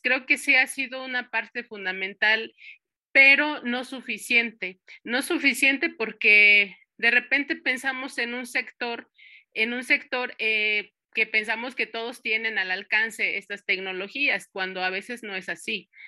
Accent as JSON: {"language": "Spanish", "town": "Santo Tomás", "region": "Michoacán", "country": "Mexico", "moved": "yes", "lives_now": "Uruapan, Mexico", "said": "yo soy originaria de Santo Tomás y Santo Tomás pertenece a una de las cuatro subregiones de, de, lo que se conforma el territorio purépecha, que es la Cañada de los Once Pueblos"}